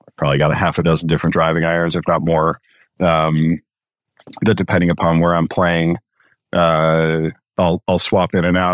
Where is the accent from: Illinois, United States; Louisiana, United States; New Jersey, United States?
Illinois, United States; Chicago; I grew up in Chicago